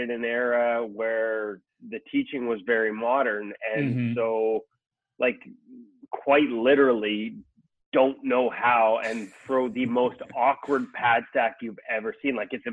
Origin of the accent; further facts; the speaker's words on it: Vancouver, British Columbia, Canada; here in Vancouver, my hometown